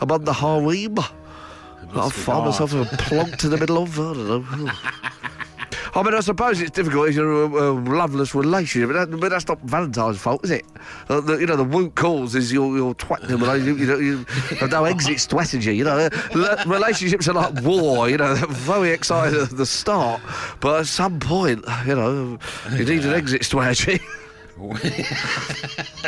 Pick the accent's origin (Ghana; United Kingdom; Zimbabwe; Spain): United Kingdom; we're the British